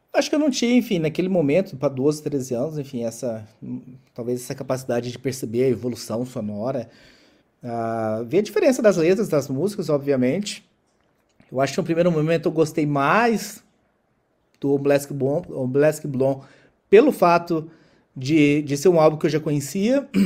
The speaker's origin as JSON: {"language": "Portuguese", "region": "interior of Goiás", "country": "Brazil", "tie": "born or raised there", "said": "eu, nasci em Goiás, no interior de Goiás"}